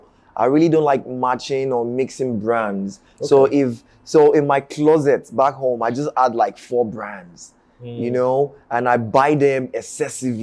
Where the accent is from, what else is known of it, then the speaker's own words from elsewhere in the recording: Lagos, Nigeria; now in New York City, United States; grew up on the mainland in Sabo